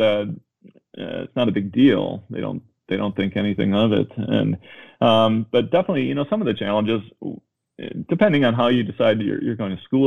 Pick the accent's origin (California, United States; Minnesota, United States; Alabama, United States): Minnesota, United States; moved away as an adult; also born or lived in Chicago; I grew up in Minnesota, in the suburbs